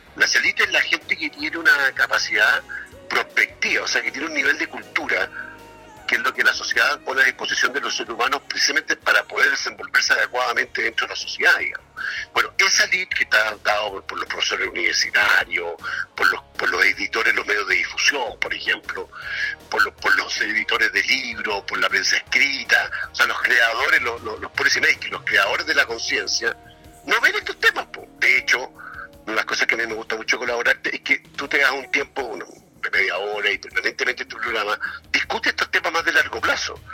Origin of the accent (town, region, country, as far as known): Chile